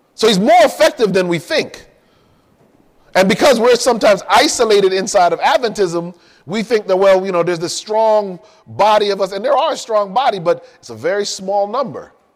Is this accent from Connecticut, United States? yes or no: yes; Hartford, Connecticut, United States; also born or lived in Miami, Florida; now in California, United States; I grew up in Connecticut, in Hartford